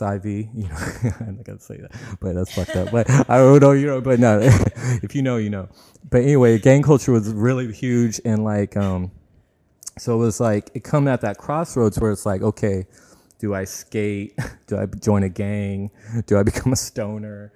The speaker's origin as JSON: {"language": "English", "town": "Tracy", "region": "California", "country": "United States", "tie": "born or raised there", "said": "I grew up in Tracy."}